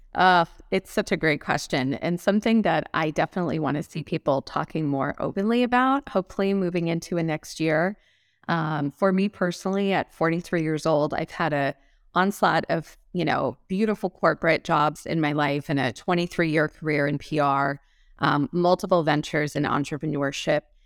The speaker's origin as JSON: {"language": "English", "town": "Los Angeles", "region": "California", "country": "United States", "tie": "born or raised there", "moved": "as an adult", "lives_now": "Scottsdale, United States", "said": "I grew up in Los Angeles"}